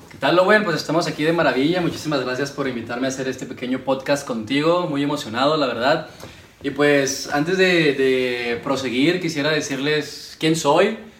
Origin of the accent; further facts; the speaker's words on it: Ciudad Juárez, Chihuahua, Mexico; Soy aquí de Ciudad Juárez, Chihuahua.